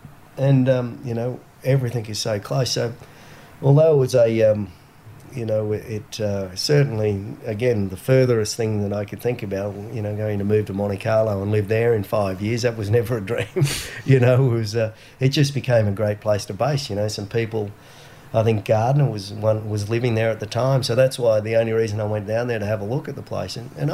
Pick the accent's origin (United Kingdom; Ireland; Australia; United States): Australia; Gold Coast, Queensland; also born or lived in Monaco; I came from the Gold Coast, water around everywhere.